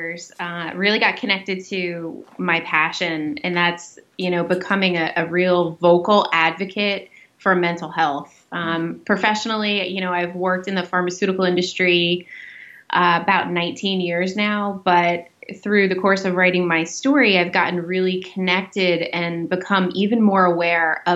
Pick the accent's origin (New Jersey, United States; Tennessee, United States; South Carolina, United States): New Jersey, United States; I am from New Jersey in the US